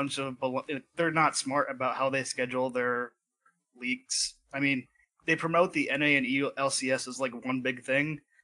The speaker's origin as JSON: {"language": "English", "region": "East Coast", "country": "United States", "moved": "yes", "lives_now": "Idaho, United States", "said": "I'm originally from the East Coast"}